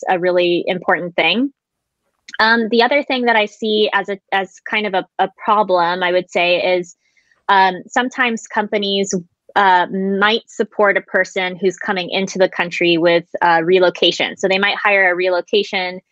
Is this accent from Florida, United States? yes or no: yes; Florida, United States; moved away as an adult; now in Japan; I was raised primarily in Florida, but I visited Japan every single summer. And I essentially went back and forth during my grade school years